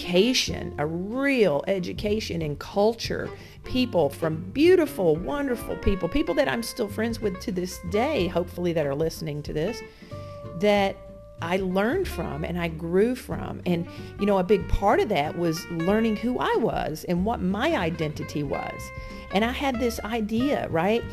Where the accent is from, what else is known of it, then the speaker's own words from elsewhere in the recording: Alabama, United States; moved away as an adult; also born or lived in North Carolina; I'm just a redneck girl from Alabama. I grew up in Alabama.